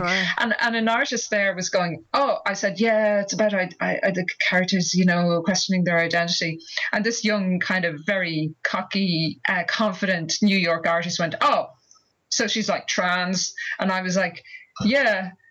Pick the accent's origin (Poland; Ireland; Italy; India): Ireland; growing up in Ireland in the 1970s